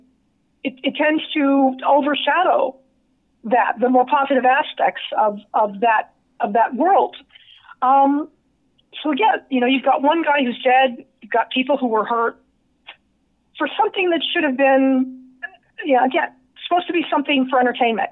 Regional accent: Nevada, United States; my home state, Nevada

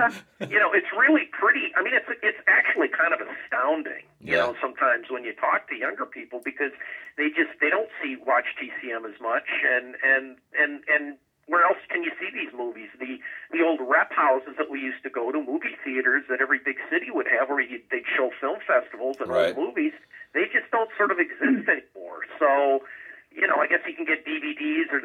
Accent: Minneapolis, Minnesota, United States; When I was growing up in the Twin Cities

